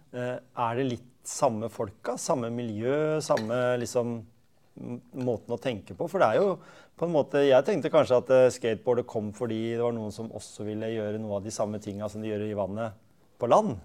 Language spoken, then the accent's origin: Norwegian; Skien, Telemark, Norway; Jeg vokste opp på Gjemse